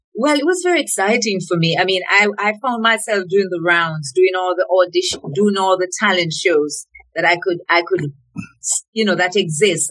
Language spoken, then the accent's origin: English; Colonel's Ridge, Clarendon, Jamaica; also born or lived in Reading, England; now in Canada; I grew up in a little district called Colonel's Ridge